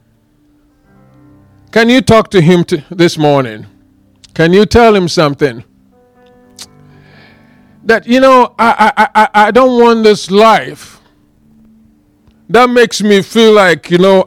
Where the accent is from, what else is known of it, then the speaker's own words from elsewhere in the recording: Ghana; moved away; I am from Ghana